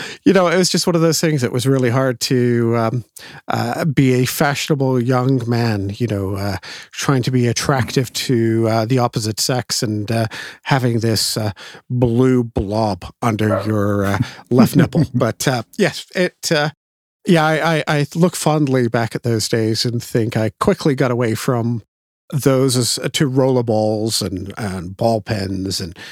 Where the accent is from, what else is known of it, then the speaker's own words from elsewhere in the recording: England, United Kingdom; Believe it or not, despite the accent, I am originally English.